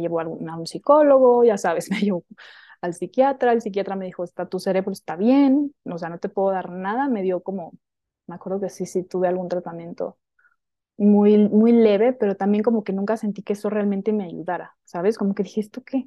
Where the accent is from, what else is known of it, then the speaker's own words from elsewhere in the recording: Hermosillo, Sonora, Mexico; moved away as an adult; now in Mexico City, Mexico; yo soy de Sonora, ¿no? Mm, nací en Sonora, en el norte de México, en Hermosillo